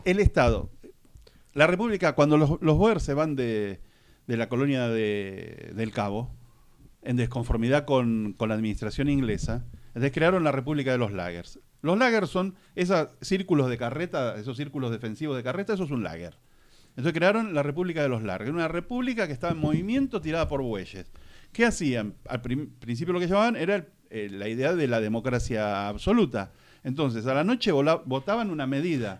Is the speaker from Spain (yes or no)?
no; Argentina; yo soy argentino y mi papá era argentino